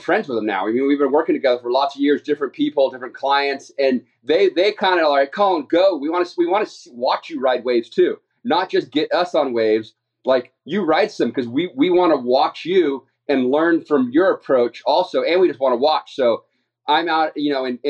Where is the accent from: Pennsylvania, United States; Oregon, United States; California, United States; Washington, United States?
California, United States; San Clemente; I am from San Clemente, California